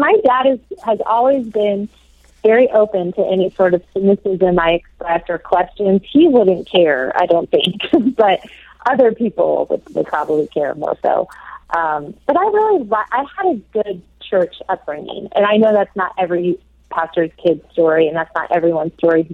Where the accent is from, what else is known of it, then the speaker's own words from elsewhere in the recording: the South, United States; also born or lived in Oxford, England; I'm from the South and have always kind of lived in the Bible Belt of the U.S., as it's called.